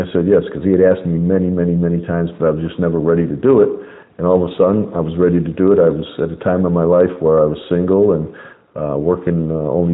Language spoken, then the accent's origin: English; Chicago, Illinois, United States; moved away as an adult; also born or lived in Las Vegas; now in Phoenix, United States; I'm from Chicago, born and raised in Chicago, where my cousin is